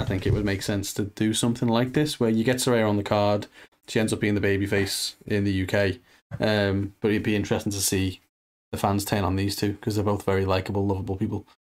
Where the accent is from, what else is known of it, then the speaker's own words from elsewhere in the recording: United Kingdom; being British